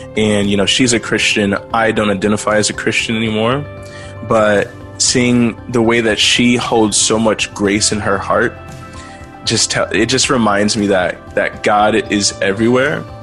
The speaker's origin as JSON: {"language": "English", "region": "Texas", "country": "United States", "tie": "born or raised there", "also_born_or_lived": "Louisiana", "said": "I was born in Louisiana, but grew up mostly in Texas."}